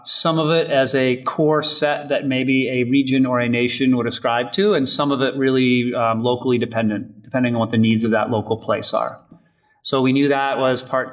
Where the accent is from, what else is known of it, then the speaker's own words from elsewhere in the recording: Holliston, Massachusetts, United States; I grew up in Holliston, Massachusetts, a suburb of Boston